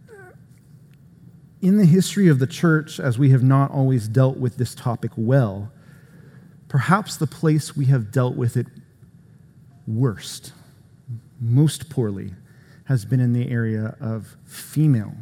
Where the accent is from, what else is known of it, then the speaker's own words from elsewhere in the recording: Florida, United States; Florida, where I'm from, with beaches and things. No, a good part of the state of Florida looks a lot more like Georgia than it does Florida. Sometimes I will tell people that I'm not from Florida, I'm from Georgia-bama